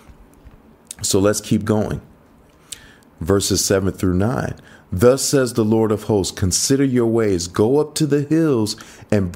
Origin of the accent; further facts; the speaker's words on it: United States; moved away; growing up in the States